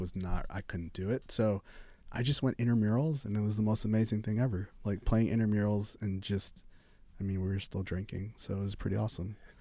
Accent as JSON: {"language": "English", "region": "New York", "country": "United States", "tie": "born or raised there", "moved": "as an adult", "lives_now": "Los Angeles, United States", "said": "growing up in New York, having been able to go to some clubs, loving clubs, loving music"}